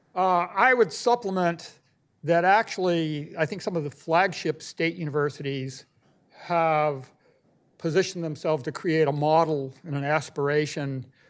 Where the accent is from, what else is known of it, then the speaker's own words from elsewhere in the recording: California, United States; moved away; my home state, California, where I went through third grade through high school